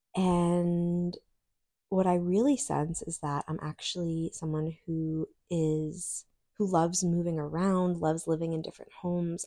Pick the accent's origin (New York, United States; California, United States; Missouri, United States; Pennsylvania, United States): New York, United States; moved away; growing up in New York